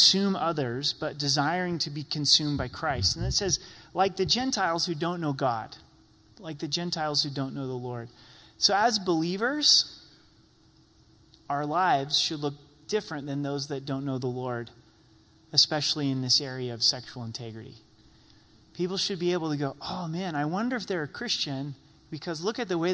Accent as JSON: {"language": "English", "region": "Oregon", "country": "United States", "tie": "born or raised there", "said": "I grew up in Oregon"}